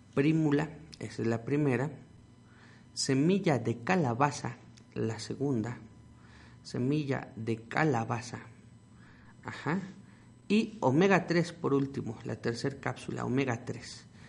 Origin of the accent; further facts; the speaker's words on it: Mexico; nuestro tesoro como mexicanos que es nuestra herbolaria